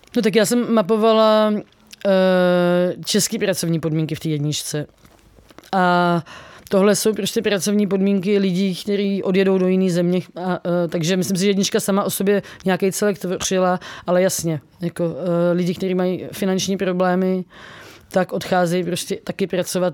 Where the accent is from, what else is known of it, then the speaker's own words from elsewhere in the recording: Czechia; jsem z Česka